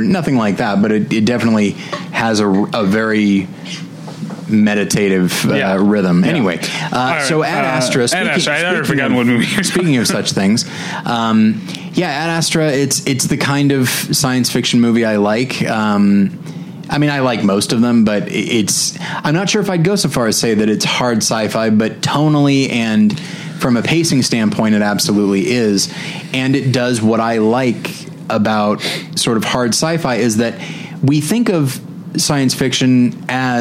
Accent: United States; I'm an American, so I say

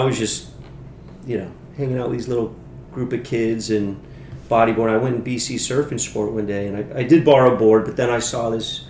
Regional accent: Fort Lauderdale, Florida, United States; also born or lived in Miami, Florida; So I was born down in Miami, grew up down in Fort Lauderdale.

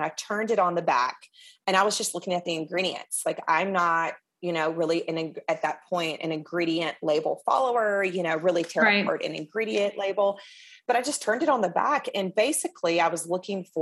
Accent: Mississippi, United States; I am Southern. I am from Mississippi

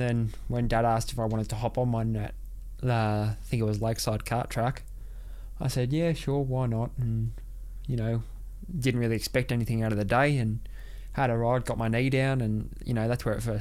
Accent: Australia; also born or lived in Monaco; we moved back to Oz

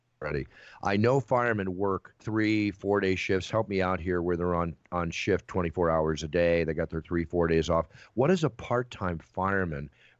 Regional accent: Malibu, California, United States; growing up in Malibu for 35 years plus and all, I've been through every major fire out there, had my house almost burned down twice. My childhood home just burned down last year

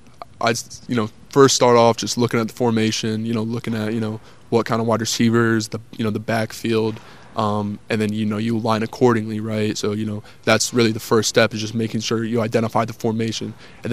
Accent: Spring Hill, Tennessee, United States; And then, basically for all of high school, I was basically in Spring Hill, Tennessee at Summit.

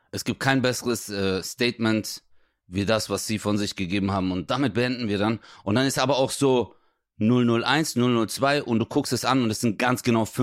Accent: Greece; Ja, wobei, ich bin ja auch Grieche, ja, stimmt.

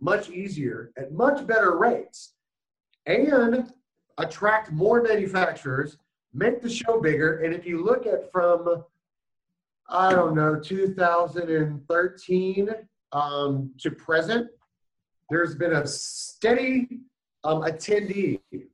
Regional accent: San Antonio, Texas, United States; San Antonio, Texas, my hometown

